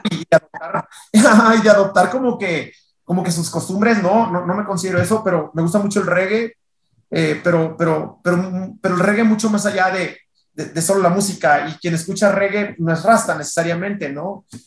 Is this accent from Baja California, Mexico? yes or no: yes; Tijuana, Baja California, Mexico; moved away as an adult; also born or lived in Culiacán, Sinaloa / Monterrey; now in Mexico City, Mexico; yo soy de Tijuana, nací en Culiacán, Sinaloa, pero me fui muy chiquito, soy de Tijuana, pero me había mudado a Monterrey, ya tenía en Monterrey casi 11 años viviendo.